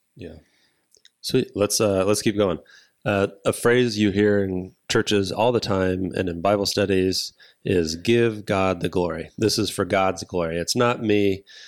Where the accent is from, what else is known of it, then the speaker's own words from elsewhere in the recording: United States; I am white American male in the United States